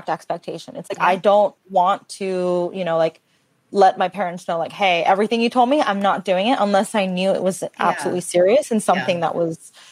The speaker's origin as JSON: {"language": "English", "town": "Redlands", "region": "California", "country": "United States", "tie": "born or raised there", "said": "growing up in Redlands, it's a small town. Like, there wasn't a lot of diversity where I grew up"}